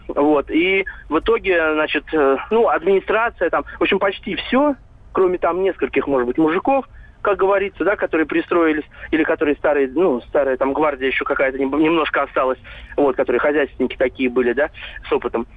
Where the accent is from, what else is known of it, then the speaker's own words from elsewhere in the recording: Tver Oblast, Russia; я из Тверской области